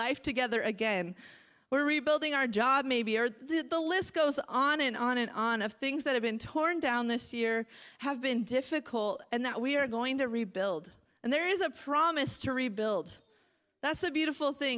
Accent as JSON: {"language": "English", "town": "Marysville", "region": "Washington", "country": "United States", "tie": "born or raised there", "also_born_or_lived": "Covington, Washington / Maple Valley, Washington / Phoenix, Arizona", "moved": "as an adult", "lives_now": "Salt Lake City, United States", "said": "I was born and raised in Marysville. I was born at Everett General Hospital, raised in Marysville, moved to Covington, grew up there in a local church"}